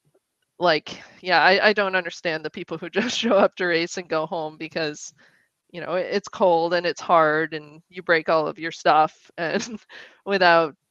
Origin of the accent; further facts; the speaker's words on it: Western Massachusetts, United States; I grew up in Western Mass